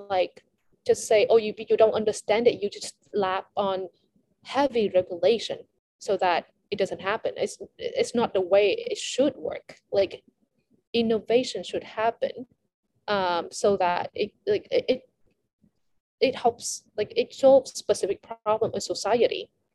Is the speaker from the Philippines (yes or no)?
no; Vietnam; I'm from Vietnam